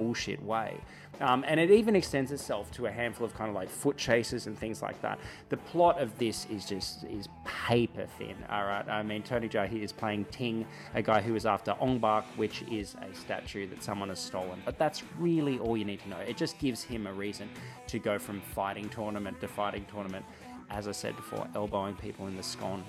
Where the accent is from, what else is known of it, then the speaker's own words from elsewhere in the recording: Albury, New South Wales, Australia; I come from Albury, a place that's got a pretty rad regional cinema